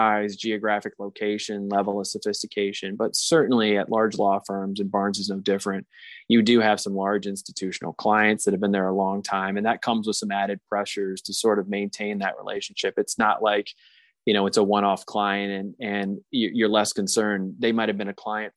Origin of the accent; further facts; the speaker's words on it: South Carolina, United States; moved away; I'm from South Carolina originally